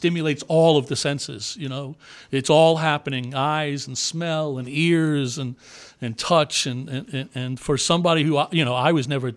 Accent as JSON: {"language": "English", "region": "New York", "country": "United States", "tie": "born or raised there", "said": "I had a paper route in the neighborhood that I grew up in New York"}